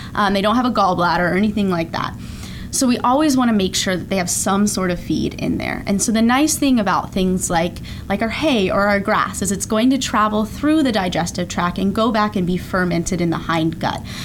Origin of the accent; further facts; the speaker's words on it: Colorado, United States; moved away as an adult; also born or lived in Georgia / Texas; now in Ocala, United States; I grew up in Colorado